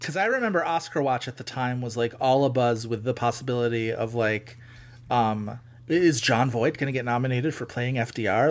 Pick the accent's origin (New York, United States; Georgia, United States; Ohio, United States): New York, United States; Buffalo; I'm from fucking Buffalo